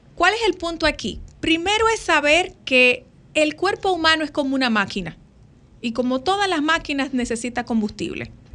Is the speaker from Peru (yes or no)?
no; Dominican Republic; como buenos dominicanos, el plato de comida eh, de la cena navideña lleva el pastel en hoja